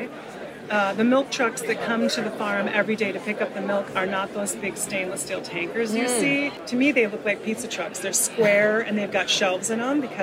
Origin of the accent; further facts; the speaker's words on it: Green Bay, Wisconsin, United States; I grew up in Green Bay, Wisconsin